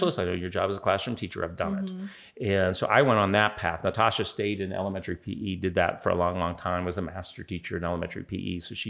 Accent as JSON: {"language": "English", "town": "Pittsburgh", "region": "Pennsylvania", "country": "United States", "tie": "born there", "also_born_or_lived": "Toronto, Canada", "said": "So they're Canadian, but I was born in Pittsburgh."}